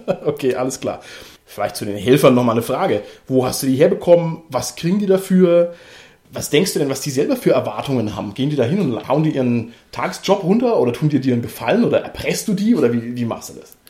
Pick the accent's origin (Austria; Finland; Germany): Germany; Southern Germany; Wir sind eigentlich aus Süddeutschland